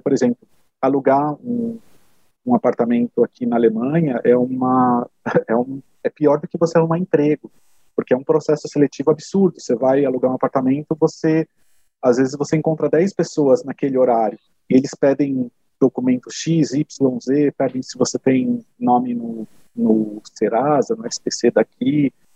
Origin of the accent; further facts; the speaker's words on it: São José dos Campos, São Paulo, Brazil; moved away as an adult; now in Germany; morar na cidade onde eu nasci, apesar de já ter morado é, em São Paulo, estar perto da minha, da minha família